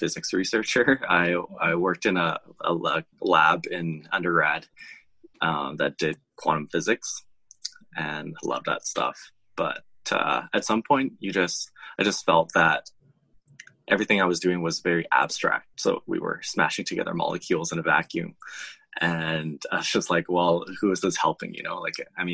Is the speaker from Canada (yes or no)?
yes; Vancouver, British Columbia, Canada; I grew up in Vancouver in Canada and did my schooling here